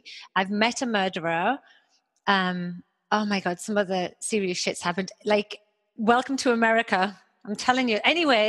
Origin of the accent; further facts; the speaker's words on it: United Kingdom; also born or lived in Toronto, Canada; now in Houston, United States; I'm British